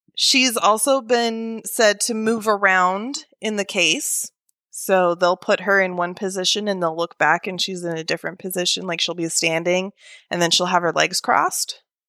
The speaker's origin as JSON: {"language": "English", "region": "Oregon", "country": "United States", "tie": "born or raised there", "moved": "as an adult", "lives_now": "Alabama, United States", "said": "initially born and raised in Oregon"}